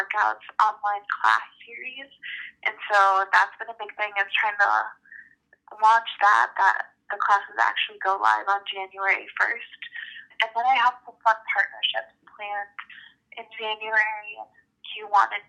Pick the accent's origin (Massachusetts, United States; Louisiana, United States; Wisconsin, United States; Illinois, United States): Illinois, United States; Chicago; I grew up in the Chicago area